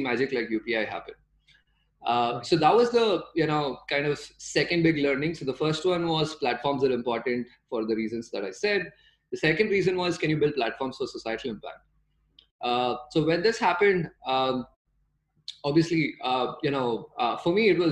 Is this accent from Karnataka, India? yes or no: yes; Bangalore, Karnataka, India; I'm from Bangalore. I grew up around Bangalore.